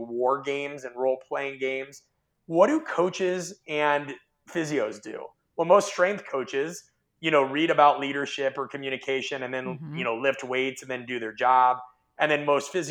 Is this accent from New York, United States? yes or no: no; Omaha, Nebraska, United States; I grew up in Omaha, Nebraska